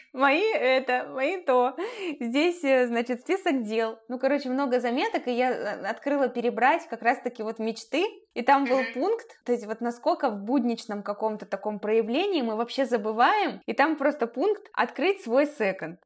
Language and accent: Russian; Chelyabinsk, Chelyabinsk Oblast, Russia; moved away; Челябинск, откуда я родом